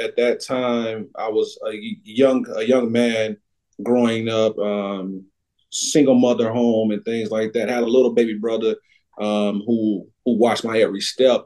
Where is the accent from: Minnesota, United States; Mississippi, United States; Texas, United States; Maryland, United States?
Mississippi, United States; Macon; moved away as an adult; also born or lived in Alexandria, Louisiana / Hattiesburg, Mississippi; now in Spring Hill, Tennessee, United States; Grew up in Knoxville County, Macon, Mississippi